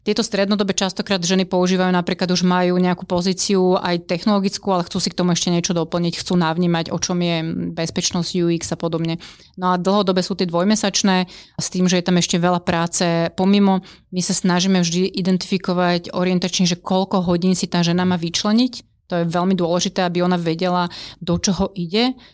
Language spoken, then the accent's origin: Slovak; Bratislava, Bratislava Region, Slovakia; ja som z Bratislavy